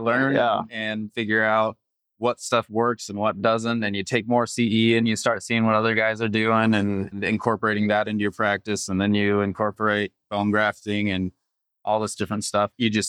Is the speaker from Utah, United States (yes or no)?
yes; Utah, United States; also born or lived in Omaha, Nebraska; I grew up in Utah, so I've been there.